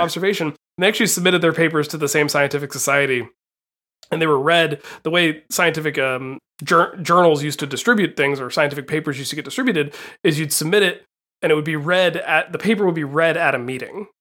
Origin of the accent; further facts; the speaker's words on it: Appalachia, United States; moved away as an adult; also born or lived in Santa Cruz, California; these days I tend to say that I'm from Appalachia instead of saying from the South